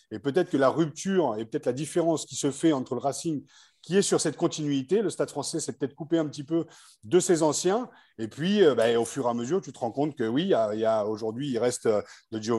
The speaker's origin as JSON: {"language": "French", "region": "Île-de-France", "country": "France", "said": "Moi, je suis joueur issu de l'île de France"}